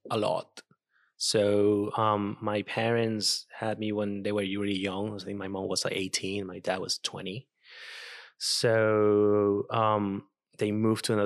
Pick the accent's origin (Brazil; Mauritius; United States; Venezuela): Venezuela; first language Spanish; English is a second language; moved away as an adult; also born or lived in Brisbane, Australia / Canberra, Australia; now in Australia; Venezuela. So my I speak Spanish, and that's my main um mother language. And um, yeah, I learned English ten years ago when I moved to Australia.